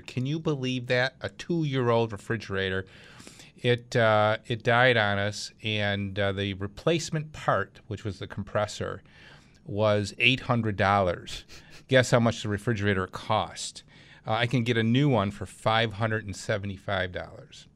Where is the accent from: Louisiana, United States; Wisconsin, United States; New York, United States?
New York, United States; Clarence; my hometown, Clarence, New York